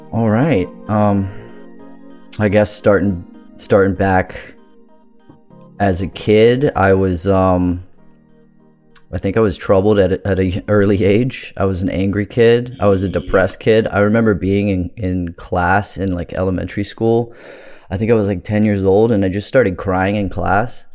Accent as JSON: {"language": "English", "town": "Bowie", "region": "Maryland", "country": "United States", "tie": "born or raised there", "also_born_or_lived": "Crofton, Maryland", "said": "I grew up in Bowie, Maryland."}